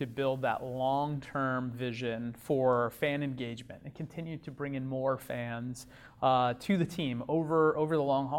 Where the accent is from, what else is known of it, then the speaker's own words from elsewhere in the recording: New York, United States; I'm from New York.